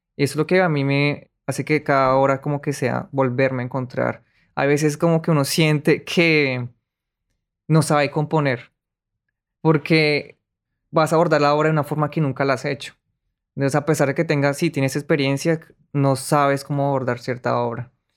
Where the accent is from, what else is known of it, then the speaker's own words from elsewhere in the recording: Colombia; moved away; yo no estoy traicionando, traicionando mi colombianidad